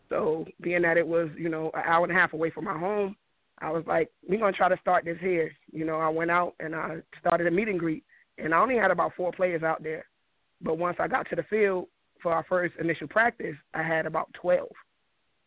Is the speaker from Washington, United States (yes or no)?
no; New York, United States; now in Virginia, United States; I'm from New York. I moved down to Virginia in 2003.